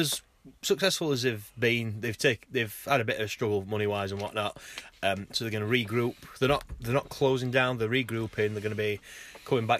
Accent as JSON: {"language": "English", "town": "Sheffield", "region": "Yorkshire and the Humber", "country": "United Kingdom", "said": "it's local, because we're from Sheffield"}